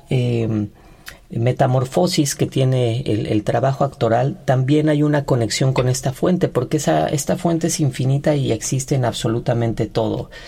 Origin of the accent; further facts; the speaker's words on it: Ixtapan de la Sal, State of Mexico, Mexico; now in Mexico City, Mexico; yo soy de Ixtapan de la Sal, Estado de México